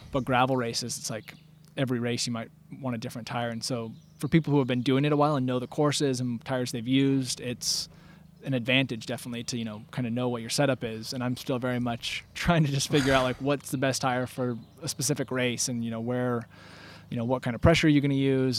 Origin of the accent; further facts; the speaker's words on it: Bend, Oregon, United States; moved away as an adult; now in Peacham, United States; I grew up in Bend, Oregon, and now live in Peachum, Vermont